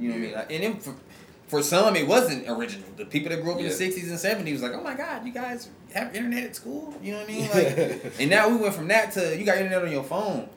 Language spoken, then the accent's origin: English; Wichita, Kansas, United States; moved away as an adult; also born or lived in Alabama; I'm not from Cali, I'm from Kansas